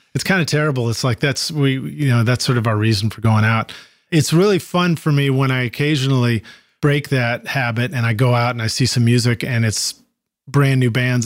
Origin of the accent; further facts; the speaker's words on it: Dartmouth, Massachusetts, United States; originally from Dartmouth, Mass, my hometown too, Massachusetts